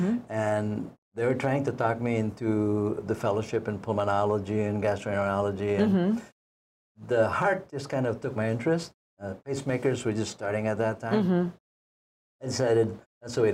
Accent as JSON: {"language": "English", "area": "Cebu", "region": "Central Visayas", "country": "Philippines", "tie": "born or raised there", "also_born_or_lived": "East Coast, United States / Chicago, United States", "moved": "as an adult", "lives_now": "Hawaii, United States", "said": "So I was born and raised in the Philippines. Mm-hmm. I'm Visayan from Cebu."}